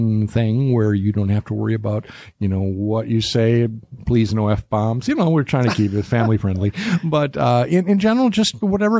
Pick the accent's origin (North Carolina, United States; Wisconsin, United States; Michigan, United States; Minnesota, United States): Wisconsin, United States; Milwaukee; I'm from Milwaukee, so we get to use words like